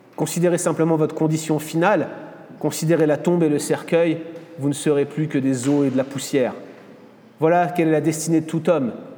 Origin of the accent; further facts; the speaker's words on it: France; moved away as an adult; also born or lived in United States; je venais en tant que Français pour étudier la parole de Dieu